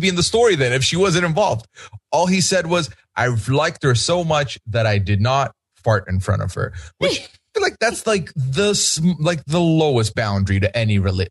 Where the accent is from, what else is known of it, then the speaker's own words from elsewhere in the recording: Randfontein, Gauteng, South Africa; my hometown, Randfontein